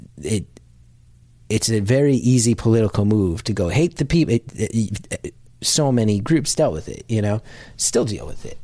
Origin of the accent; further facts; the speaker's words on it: New Jersey, United States; growing up in North Jersey, my town, I think, was twelve miles from Manhattan